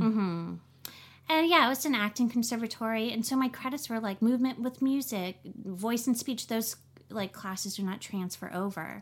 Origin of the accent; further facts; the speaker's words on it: New Orleans, Louisiana, United States; now in Los Angeles, United States; I'm from New Orleans